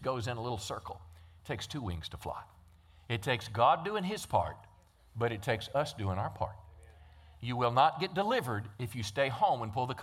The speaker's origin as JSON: {"language": "English", "town": "Texarkana", "country": "United States", "said": "we're from Texarkana"}